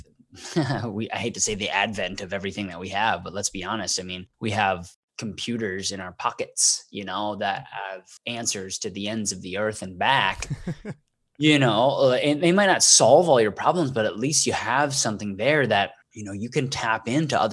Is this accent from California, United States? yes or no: no; Wisconsin, United States; I'm from the state of Wisconsin